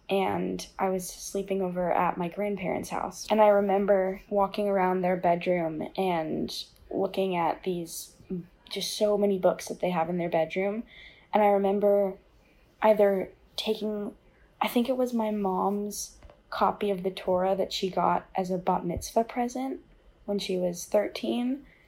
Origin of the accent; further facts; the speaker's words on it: Los Angeles, California, United States; moved away as an adult; Since I grew up in West LA, there were a lot of Jewish kids that went to my high school. So it was just very normal for me just to kind of be Jewish, but not feel super, super religiously Jewish.